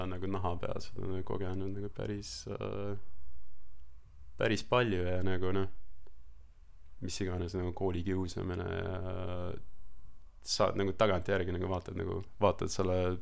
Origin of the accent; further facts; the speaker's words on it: Estonia; moved away as an adult; also born or lived in Australia; now in New Zealand; ma kasvasin Eestis nagu üles ja ma ütlen, ma olen Eestist pärit